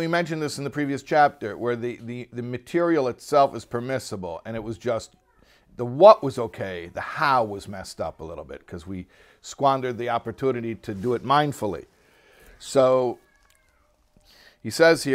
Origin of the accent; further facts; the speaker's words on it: Chicago, Illinois, United States; I'm from Chicago, middle America.